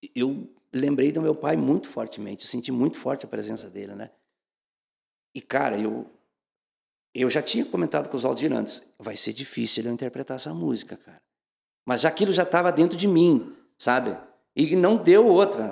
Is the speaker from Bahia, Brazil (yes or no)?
no; Campo Novo, Rio Grande do Sul, Brazil; moved away as an adult; also born or lived in Passo Fundo, Brazil / São Paulo, Brazil; now in Santa Catarina, Brazil; Mas eu sou do interior, do interior da cidade de Campo Novo, me criei rolando pedra nas canelas com meu pai